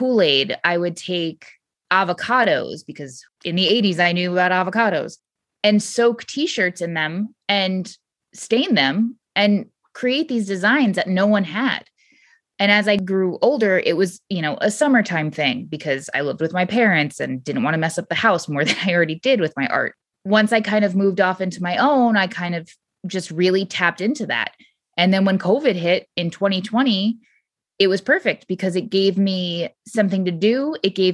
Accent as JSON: {"language": "English", "region": "Southwest Connecticut", "country": "United States", "tie": "born or raised there", "also_born_or_lived": "Harlem", "moved": "yes", "said": "I grew up in Connecticut, Southwest Connecticut, in a town that was not fit for me"}